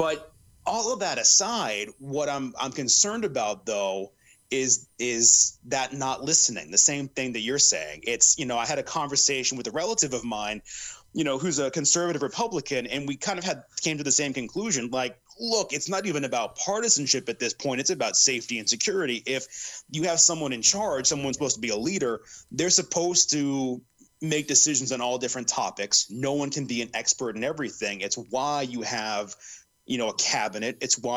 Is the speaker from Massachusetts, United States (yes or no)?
yes; Massachusetts, United States; moved away; I grew up in a different part of the country